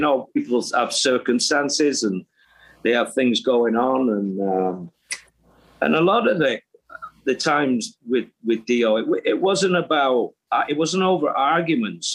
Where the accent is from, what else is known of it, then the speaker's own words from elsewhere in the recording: England, United Kingdom; me being English